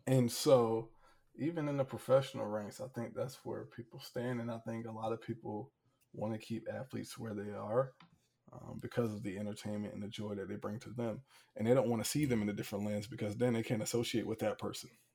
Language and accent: English; Hampton, Virginia, United States; I'm from Hampton